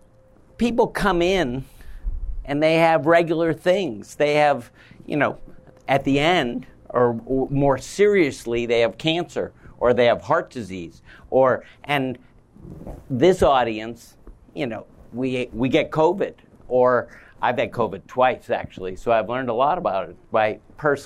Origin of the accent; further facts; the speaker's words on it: Midwest, United States; We're both from the Midwest, we're both doctors